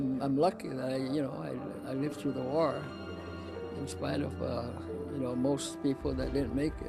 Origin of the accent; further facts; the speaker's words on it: Sumay, Guam; also born or lived in Dededo / Merizo; I grew up in Sumai, and I was like 9 years old when the bomb, you know, the Japanese bombed Sumai, and so of course we took off.